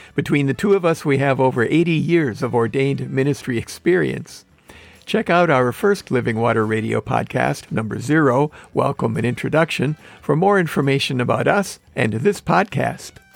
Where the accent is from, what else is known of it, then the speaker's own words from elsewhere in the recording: Manitowoc, Wisconsin, United States; moved away; also born or lived in Compton, California / San Dimas, California; I grew up in Manitowoc, Wisconsin, saying crick